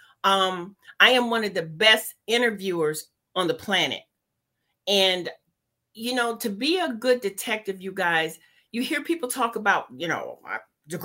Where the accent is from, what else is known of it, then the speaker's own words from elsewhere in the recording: Cleveland, Ohio, United States; I'm from Cleveland, Ohio, you guys. Lived there the majority of my life